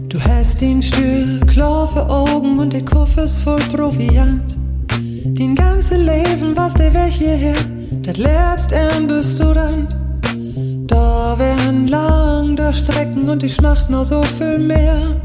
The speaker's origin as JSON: {"language": "German", "area": "East Frisia", "region": "Lower Saxony", "country": "Germany", "tie": "born or raised there", "moved": "yes", "said": "als Kinder in Ostfriesland"}